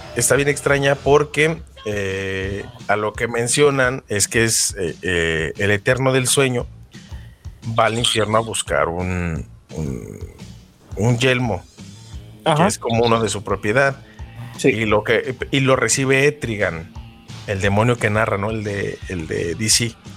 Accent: Mexico; con Smallville aquí en México lo pasaban como a las 4 de la tarde cuando no, tenía cable yo era pobre

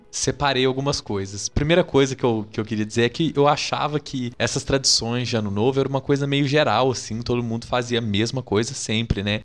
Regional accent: Minas Gerais, Brazil; eu sou mineiro

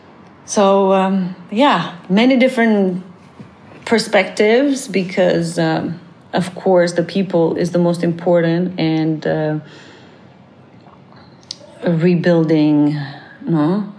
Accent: Canada; I'm so Canadian

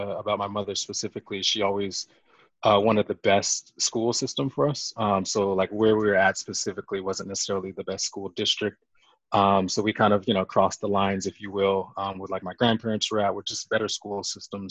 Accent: Phoenix, Arizona, United States; moved away as an adult; also born or lived in Bowling Green, Ohio / Hartford, Connecticut; I'm originally from Arizona, Phoenix, Arizona. Grew up, you know, just in the desert

